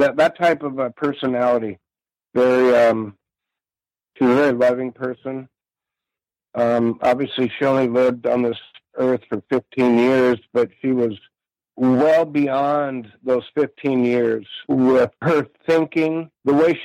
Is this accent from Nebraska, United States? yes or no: no; Long Beach, California, United States; we grew up in Long Beach